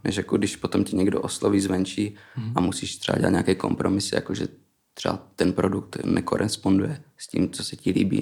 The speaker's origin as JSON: {"language": "Czech", "town": "Frýdek-Místek", "region": "Moravian-Silesian Region", "country": "Czechia", "also_born_or_lived": "Iceland", "moved": "yes", "lives_now": "Prague, Czech Republic", "said": "pocházím z Frýdku místku"}